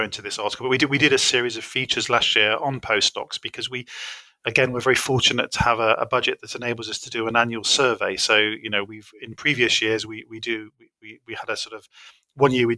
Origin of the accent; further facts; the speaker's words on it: United Kingdom; a British person